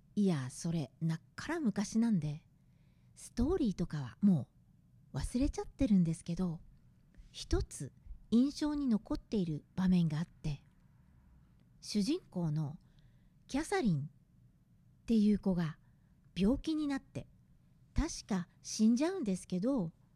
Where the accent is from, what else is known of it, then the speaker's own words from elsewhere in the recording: Gunma, Japan; カラッカゼが吹きすさぶ群馬で育ちました。